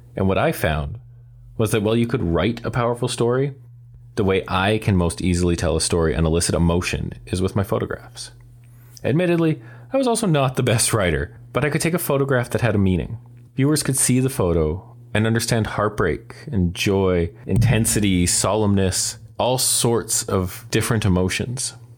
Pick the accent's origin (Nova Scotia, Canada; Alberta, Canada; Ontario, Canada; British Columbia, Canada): Alberta, Canada; Calgary; I was born and raised in Calgary